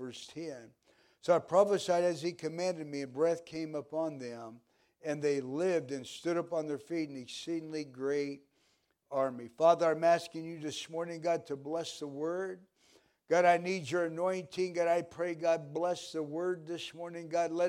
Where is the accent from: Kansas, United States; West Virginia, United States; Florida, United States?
Kansas, United States; Pittsburg; I grew up in Kansas, small town in Pittsburgh, Kansas.